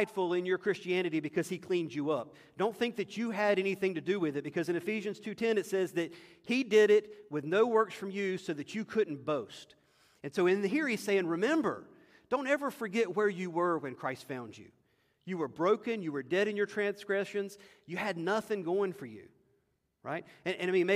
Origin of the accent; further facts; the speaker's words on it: United States; as an American